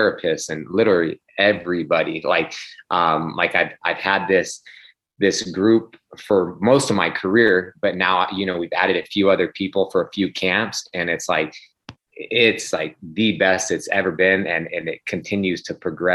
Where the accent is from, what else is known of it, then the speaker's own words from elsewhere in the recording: Sacramento, California, United States; also born or lived in Phoenix, Arizona; I was born in Phoenix, but, you know, I grew up in Sacramento. My father, they moved out here, I think, when I was like 6 months old